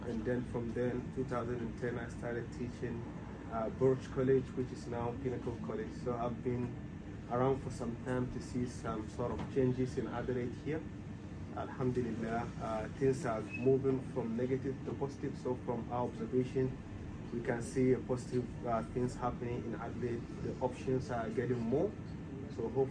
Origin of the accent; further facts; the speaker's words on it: Ghana; moved away as an adult; also born or lived in Germany / Egypt; I'm originally from Ghana. My dad originally from Nigeria, but I was born in Ghana, raised in Ghana, studied in Ghana.